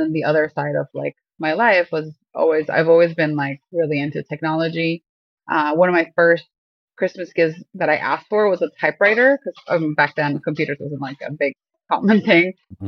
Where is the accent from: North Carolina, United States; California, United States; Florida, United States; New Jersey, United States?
Florida, United States; Miami; born there; also born or lived in Ecuador; So where I'm from, I was born here in Miami, but I lived for a little bit in South America. My parents are from Ecuador. So I feel like I've always had like a foot in two worlds. I actually did my primary school in Ecuador.